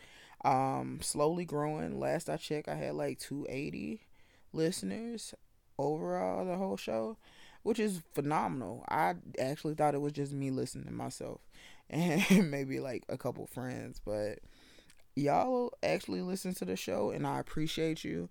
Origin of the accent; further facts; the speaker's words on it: the South, United States; I'm from the South